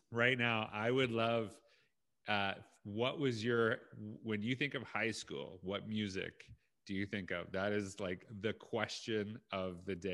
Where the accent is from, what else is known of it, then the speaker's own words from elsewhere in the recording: Canada; I grew up in Canada